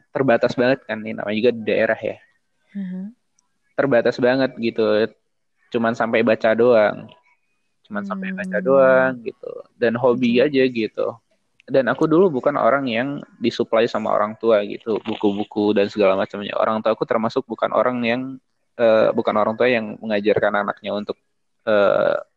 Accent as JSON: {"language": "Indonesian", "region": "Lampung", "country": "Indonesia", "said": "Mungkin termasuk hmm. salah satunya yang ke Lampung Barat, ke daerahku oh, itu."}